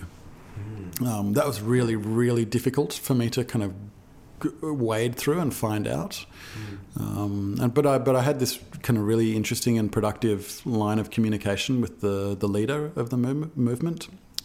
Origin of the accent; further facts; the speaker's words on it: Australia; accent: Australian; That's my Australian accent